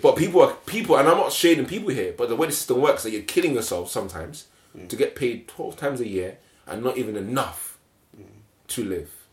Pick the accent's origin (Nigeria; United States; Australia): Nigeria; now in United Kingdom; when I grew up in Nigeria, I saw battles between family members for money and inheritance